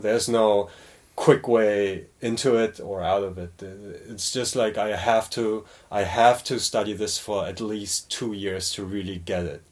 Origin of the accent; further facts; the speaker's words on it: Cologne, North Rhine-Westphalia, Germany; moved away as an adult; also born or lived in New York; now in South Korea; I was born and raised in Germany